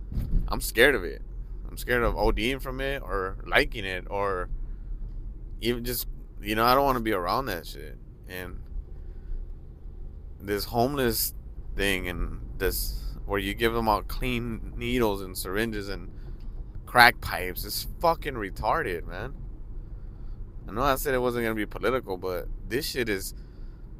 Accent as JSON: {"language": "English", "town": "Los Angeles", "region": "California", "country": "United States", "tie": "born or raised there", "said": "I grew up in Hollywood"}